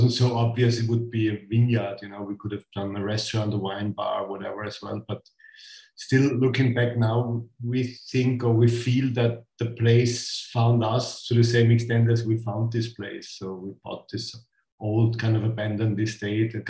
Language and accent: English; Styria, Austria; moved away as an adult; now in Burgenland, Austria; I come from Styria, from southern part of Austria. My parents used to grow wine as well.